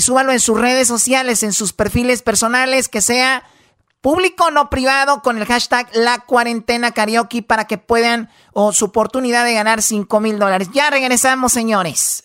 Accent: Tepatitlán, Jalisco, Mexico; yo soy de Tepatitlán

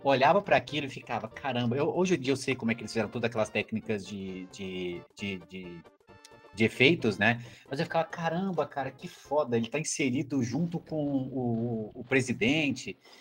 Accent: Brazil; como brasileiro

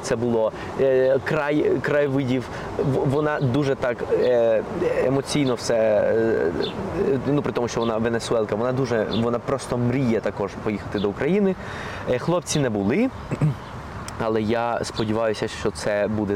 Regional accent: Colombia; first language Spanish; Ukrainian is a second language; moved away; also born or lived in Ukraine; моя рідна мова є ну основна мова є іспанська

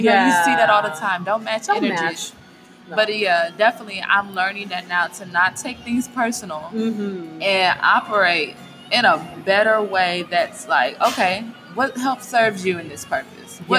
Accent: Southwest, United States; Yes, I am from the Southwest, girl.

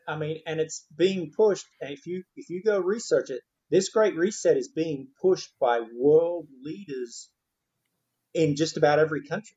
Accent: Australia; now in United States; I'm from Australia and thank God I can go back there

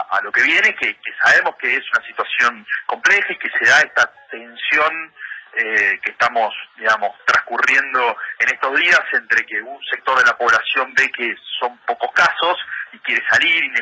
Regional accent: Lomas de Zamora, Buenos Aires Province, Argentina; yo eh, vengo de Loma de Zamora, eh, muchos años compartidos ahí

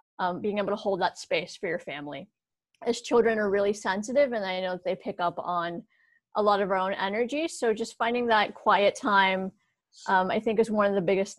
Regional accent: Morgantown, West Virginia, United States; moved away as an adult; also born or lived in Pittsburgh; here in my hometown of Morgantown, West Virginia

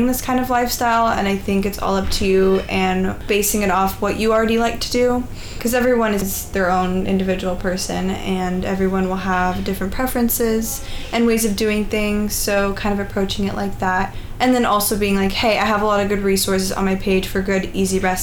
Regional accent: Seattle, Washington, United States; I'm from Seattle.

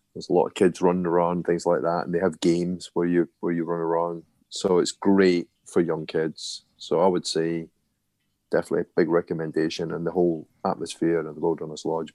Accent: Scotland, United Kingdom; me being Scottish

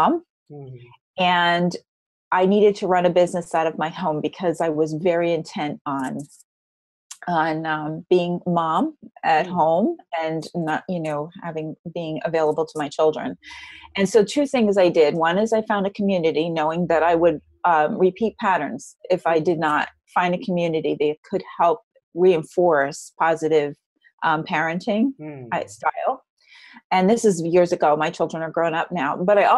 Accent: New Jersey, United States; also born or lived in Frenchtown, New Jersey; I grew up in New Jersey, and I grew up in a home in North Jersey

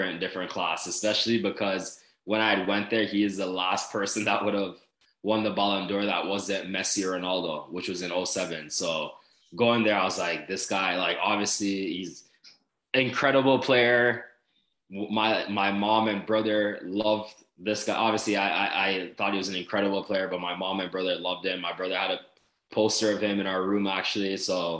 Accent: Toronto, Ontario, Canada; moved away as an adult; growing up in Canada

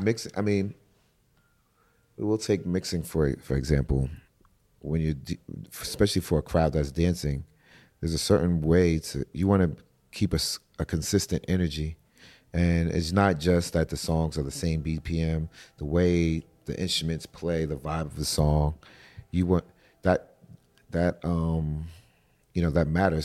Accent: New York City, New York, United States; moved away; also born or lived in Atlanta; I'm from New York City

